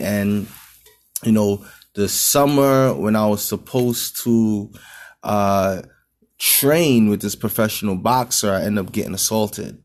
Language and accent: English; New York City, New York, United States; in Brooklyn, in my hometown.